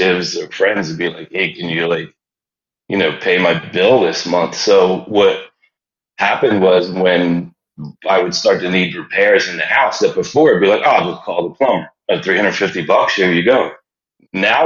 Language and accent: English; Philadelphia, Pennsylvania, United States; moved away as an adult; I grew up in the Germantown section of Philadelphia.